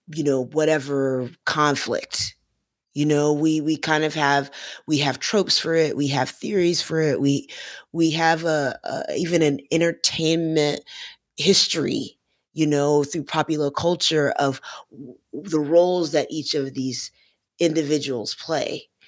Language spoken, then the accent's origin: English; Florida, United States; I'm from Florida